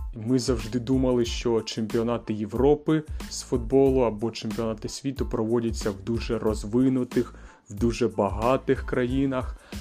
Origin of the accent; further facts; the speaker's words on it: Kyiv, Ukraine; я з Києва